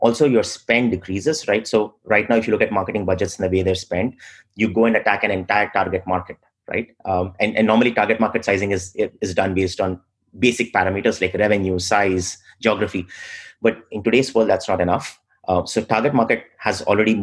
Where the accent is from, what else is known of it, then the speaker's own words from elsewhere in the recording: India; moved away as an adult; also born or lived in Middle East / Australia; now in United States; I spent most of my childhood in India, but I was also in the Middle East for a small bit of my childhood.